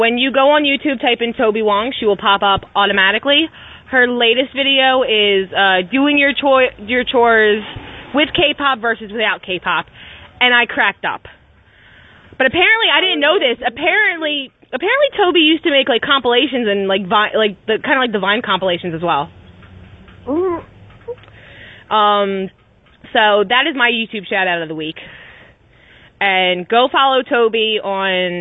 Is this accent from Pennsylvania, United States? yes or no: yes; Philadelphia, Pennsylvania, United States; accent: Philly; my Philly accent only comes out when I'm pissed